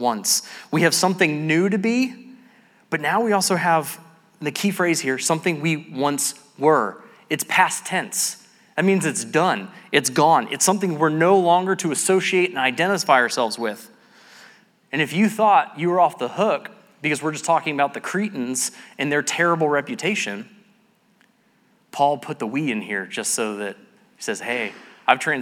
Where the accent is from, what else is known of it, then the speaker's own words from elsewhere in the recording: Cumming, Georgia, United States; moved away; I grew up here in Cumming